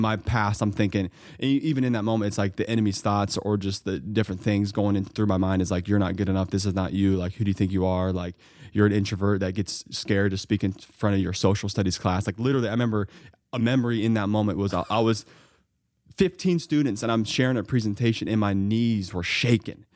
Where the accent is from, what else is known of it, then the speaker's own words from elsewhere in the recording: Mount Vernon, Ohio, United States; hometown pharmacies, where I grew up in Mount Vernon, Ohio.